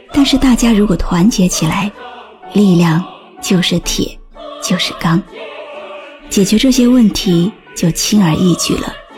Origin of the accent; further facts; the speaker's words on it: China; 我是中国人